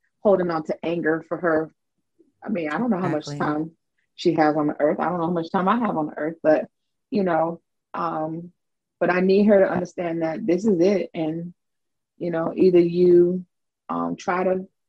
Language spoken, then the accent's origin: English; Miami, Florida, United States; I am from Miami, which is not part of Florida. It is Dade County